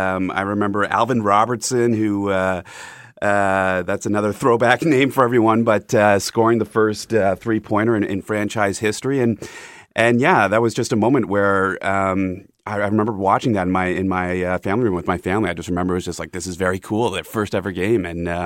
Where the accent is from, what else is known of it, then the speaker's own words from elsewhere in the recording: London, Ontario, Canada; being from London here and close to Toronto